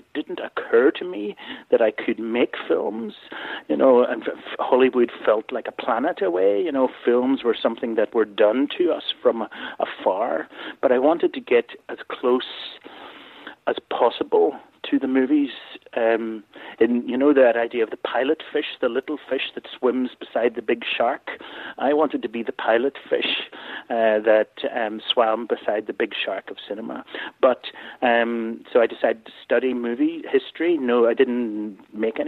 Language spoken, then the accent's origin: English; Belfast, Northern Ireland, United Kingdom; I grew up in Belfast in Ireland, and so I came from a very ordinary working class